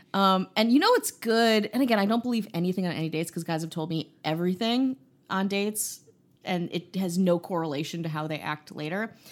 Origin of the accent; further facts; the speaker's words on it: Midwest, United States; moved away; also born or lived in Chicago; I'm from the Midwest, so it feels like home